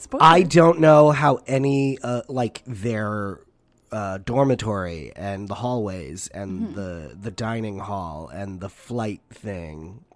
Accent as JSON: {"language": "English", "country": "United States", "said": "I'm an American."}